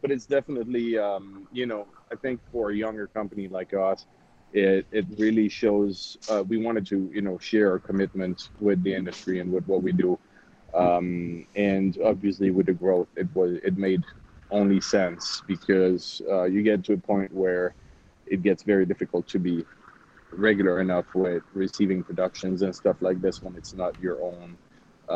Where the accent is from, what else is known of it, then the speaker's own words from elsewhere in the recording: Switzerland; moved away as an adult; now in Dallas, United States; I was born and raised in Switzerland